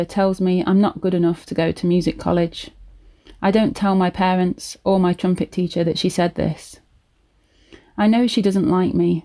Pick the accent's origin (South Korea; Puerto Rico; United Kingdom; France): United Kingdom; Leicester, East Midlands; my accent was really common compared to where they'd brought up, because we were like in the middle of Leicester